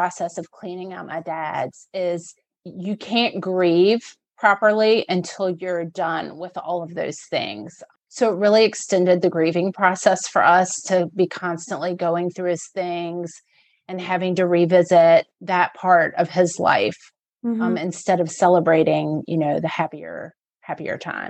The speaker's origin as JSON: {"language": "English", "town": "Richmond", "region": "Virginia", "country": "United States", "tie": "born or raised there", "said": "I was born in Richmond, have lived here my whole life"}